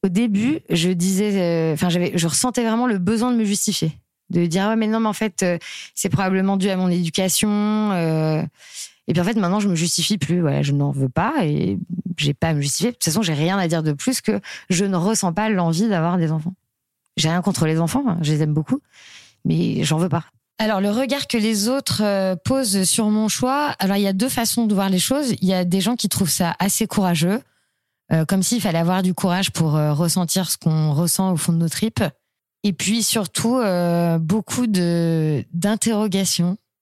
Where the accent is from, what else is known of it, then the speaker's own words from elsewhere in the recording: Nantes, Pays de la Loire, France; now in Paris, France; je vis à Paris, je viens de Nantes